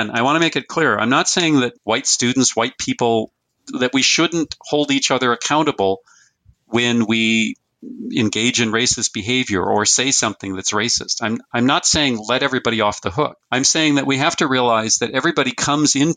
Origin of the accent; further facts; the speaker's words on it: Fargo, North Dakota, United States; I was born in 1958 in Fargo, North Dakota, or in North Dakota.